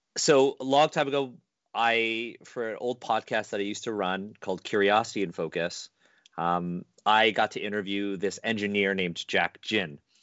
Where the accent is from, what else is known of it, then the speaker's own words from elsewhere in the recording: Canada; I was born in Canada